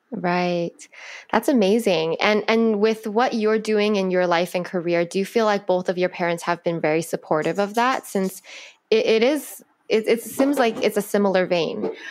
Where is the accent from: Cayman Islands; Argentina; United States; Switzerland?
United States; California; I was born here. My parents, my dad's from China, my mom's Chinese but from Vietnam